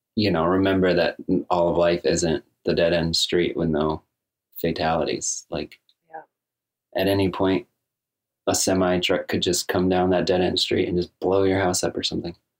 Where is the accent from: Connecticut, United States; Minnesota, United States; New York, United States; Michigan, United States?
New York, United States; Ballston Spa; we grew up together in Boston Spa